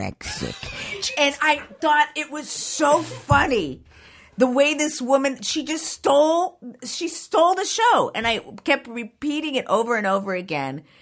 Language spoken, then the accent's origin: English; Downey, California, United States; I was born and raised in Downey